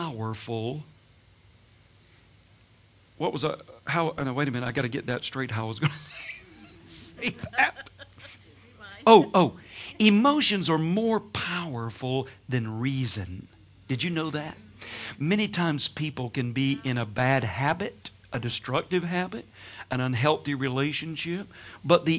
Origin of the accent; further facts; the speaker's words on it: Georgia, United States; I'm from Georgia, so we have what we call sweet tea